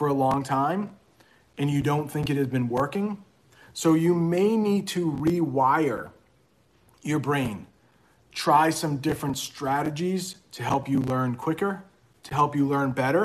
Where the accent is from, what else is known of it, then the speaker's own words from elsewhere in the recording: Maine, United States; I'm from Maine